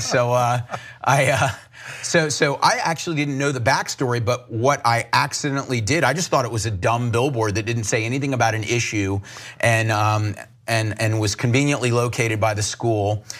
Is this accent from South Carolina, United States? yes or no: yes; Charleston, South Carolina, United States; I grew up in Charleston, South Carolina